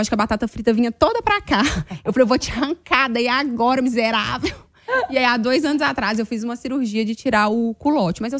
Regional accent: Minas Gerais, Brazil; Eu bem sou mineira faladeira.

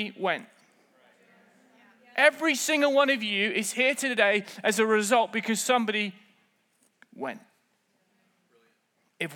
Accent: United Kingdom; I'm British

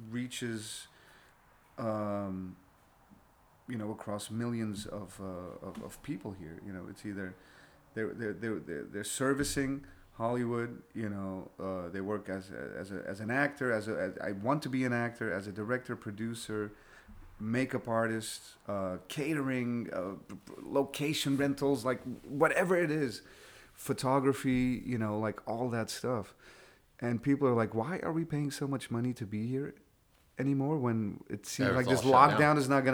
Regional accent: Belgium; moved away as an adult; now in United States; my home country, Belgium

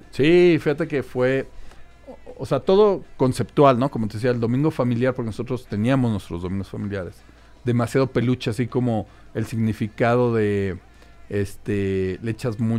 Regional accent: Mexico; decíamos, oye, en lugar de que como mexicanos nos echemos porras, nos ponemos el pie

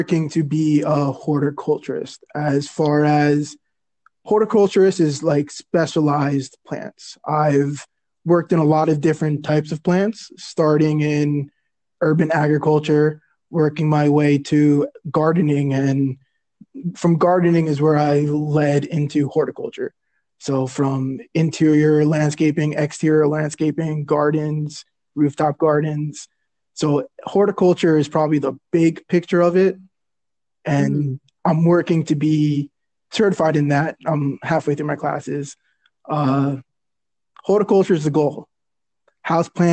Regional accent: New Jersey, United States; moved away as an adult; now in Brooklyn, United States; growing up in New Jersey, coming to Brooklyn for holidays

